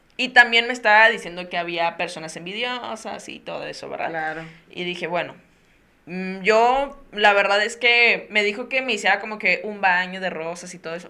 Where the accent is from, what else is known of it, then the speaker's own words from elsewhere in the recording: Tampico, Tamaulipas, Mexico; moved away; viajé a mi, a mi ciudad natal, que es Tampico, Tamaulipas